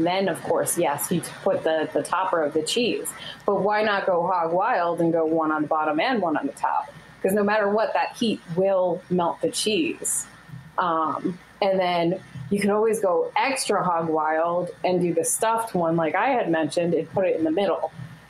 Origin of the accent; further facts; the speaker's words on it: Northeast, United States; like we're all from the Northeast, as far as I know.